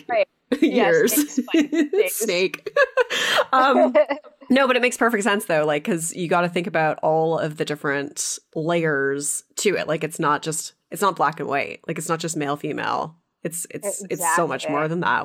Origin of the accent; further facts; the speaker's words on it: Canada; I'm from Canada.